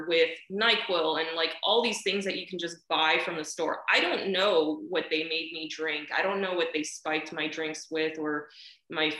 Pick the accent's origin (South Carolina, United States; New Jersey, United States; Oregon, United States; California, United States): California, United States; Born and raised in California, you know, never stepped foot in China, never will. My family's from Taiwan anyway